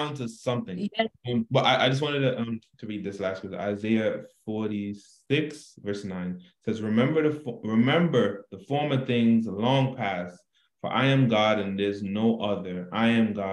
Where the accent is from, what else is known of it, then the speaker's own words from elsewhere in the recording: Jamaica; I love being Jamaican